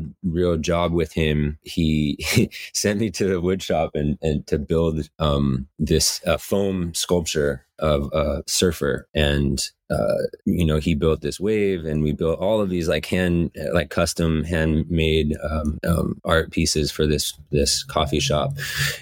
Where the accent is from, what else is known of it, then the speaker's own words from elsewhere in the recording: Medford, Oregon, United States; moved away as an adult; also born or lived in Cape Cod, Massachusetts; now in Portland, United States; And then we moved back to Southern Oregon, and I lived in Medford, Ashland area until Nisha and I were about 20-ish